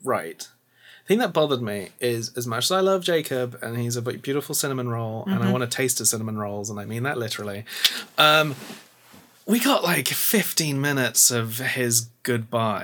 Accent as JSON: {"language": "English", "country": "United Kingdom"}